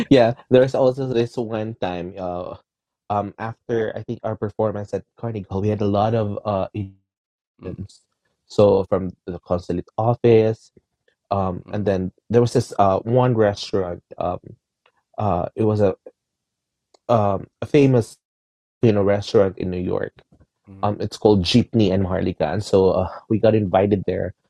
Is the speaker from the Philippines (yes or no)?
yes; Philippines; I'm Filipino